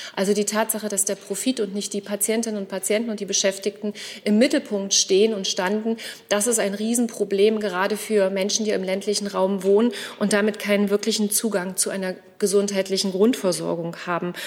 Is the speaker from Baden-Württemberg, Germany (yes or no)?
no; Saxony-Anhalt, Germany; Ich komme aus Sachsen-Anhalt, aus meiner Sicht einem wunderschönen Bundesland